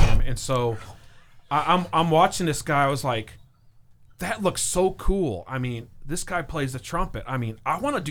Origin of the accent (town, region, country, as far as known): East Tennessee, United States; born or raised there; accent: northern twinge; moved away as an adult; also born or lived in Illinois / Wisconsin; now in Augusta, United States